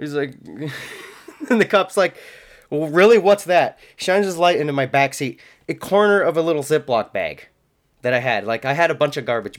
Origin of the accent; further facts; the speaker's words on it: Washington, United States; I'm from Washington